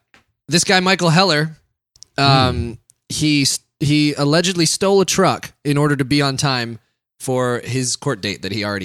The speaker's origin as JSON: {"language": "English", "region": "England", "country": "United Kingdom", "said": "I'm actually English, and I still do a terrible fake English accent just because it's funnier."}